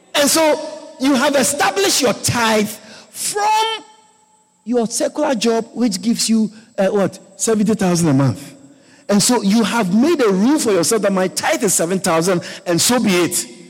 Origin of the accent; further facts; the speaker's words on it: Ghana; moved away; growing up in Africa, growing up in Ghana